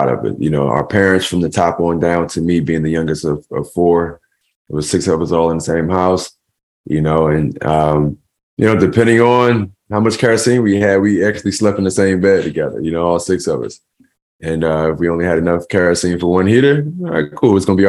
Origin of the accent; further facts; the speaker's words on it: Philadelphia, Pennsylvania, United States; we grew up in an abandoned house in North Philadelphia.